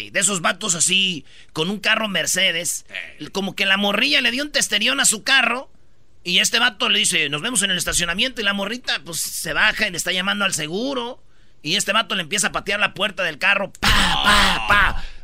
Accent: Mexico; Yo sé como mexicano.

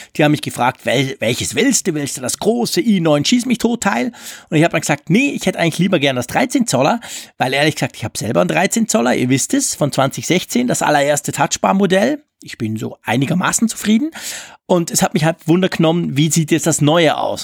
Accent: Switzerland; als Schweizer

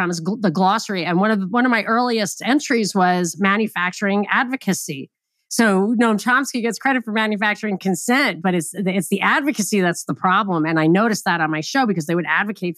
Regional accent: New York, United States; I'm from New York

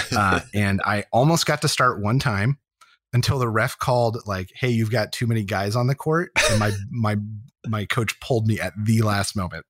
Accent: Harrisburg, Pennsylvania, United States; Harrisburg, where I grew up in Pennsylvania

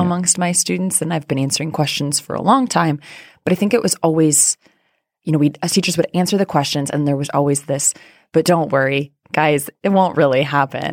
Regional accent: rural Iowa, United States; moved away; I grew up in Iowa

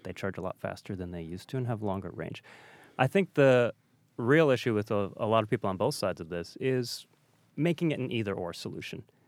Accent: Detroit, Michigan, United States; I grew up in Detroit

